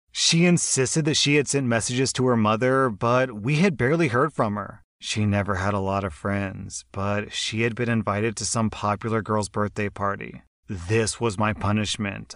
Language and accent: English; United States; I'm American